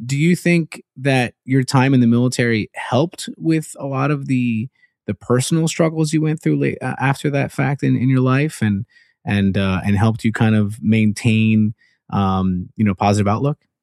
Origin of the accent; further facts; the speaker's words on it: Puerto Rico; moved away; My home country.